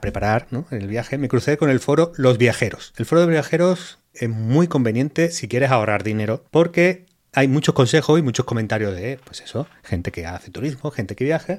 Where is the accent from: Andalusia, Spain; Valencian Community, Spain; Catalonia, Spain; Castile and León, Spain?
Andalusia, Spain; Málaga; también un poco del Málaga, porque es mi ciudad